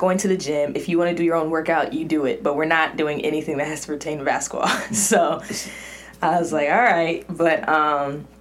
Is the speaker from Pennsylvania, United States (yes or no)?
no; Cypress, California, United States; I grew up in Orange County, but, you know, a lot of my family and went to church in LA, and so I gotta claim Orange County because I'm from 714 area, Cypress